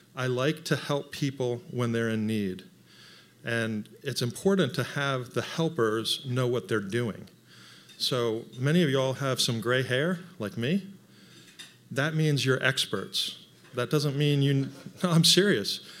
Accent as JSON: {"language": "English", "town": "Franklin", "region": "Tennessee", "country": "United States", "said": "I'm from Franklin, and I kinda know a lot of people."}